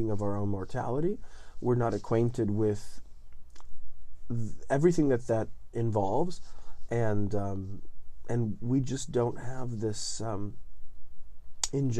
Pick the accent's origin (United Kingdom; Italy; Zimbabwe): Italy; Southern Italy; English is a second language; now in United States; I'm living in the south of Italy in a little town on top of a hill in the 80s